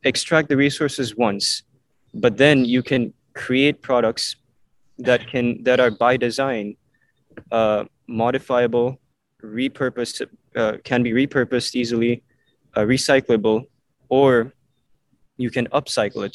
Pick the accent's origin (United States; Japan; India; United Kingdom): India; Mumbai, Maharashtra; moved away; also born or lived in Vancouver, Canada; I moved to India and um, lived in Mumbai for 10 years. So I grew up, my childhood years were spent in Mumbai